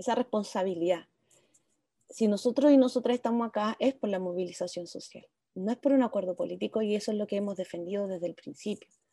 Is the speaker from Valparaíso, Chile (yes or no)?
yes; Viña del Mar, Valparaíso, Chile; moved away as an adult; also born or lived in Santiago; now in Olivar, Chile; nací en Santiago y a los 5 años me fui a vivir a Viña, así que crecí en, en Gómez Carreño, un barrio bien apartado del centro de Viña